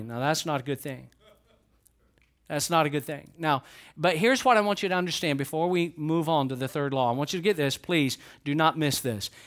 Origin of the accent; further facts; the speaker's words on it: Georgia, United States; I'm from Georgia